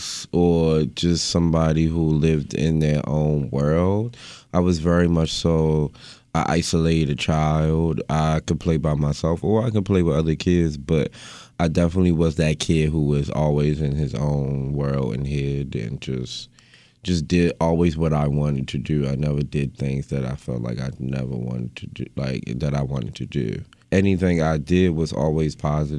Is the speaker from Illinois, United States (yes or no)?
no; Baltimore, Maryland, United States; downtown West Baltimore. I grew up around Pennsylvania Avenue and MLK, right in the heart of the city.